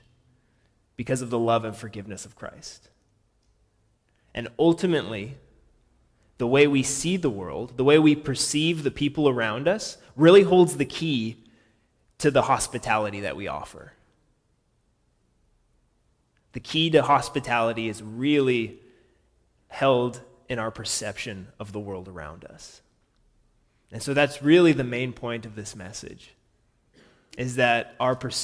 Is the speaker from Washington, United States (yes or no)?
yes; Washington, United States; also born or lived in Montana; I'm from Washington State originally